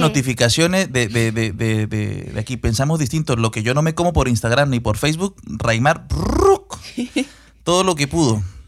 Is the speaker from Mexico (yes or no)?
no; Venezuela; como venezolano y como ciudadano del mundo